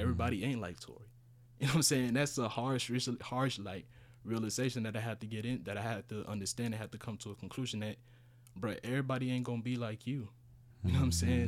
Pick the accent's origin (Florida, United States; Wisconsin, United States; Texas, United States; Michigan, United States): Texas, United States; Houston; first language Spanish; English is a second language; also born or lived in Honduras; I moved here when I was, what, eleven?